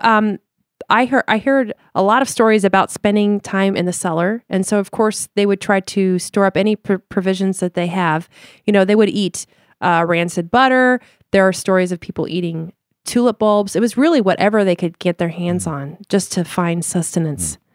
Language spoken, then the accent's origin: English; Denver, Colorado, United States; moved away; also born or lived in Chicago / Limburg, Netherlands (family); we're from Denver, Colorado originally, and moved to Chicago